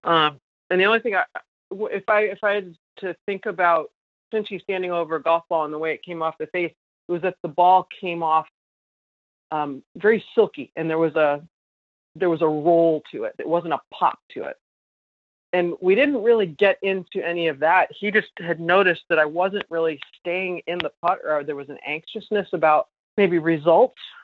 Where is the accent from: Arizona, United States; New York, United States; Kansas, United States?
New York, United States; in Rochester here in my home state of New York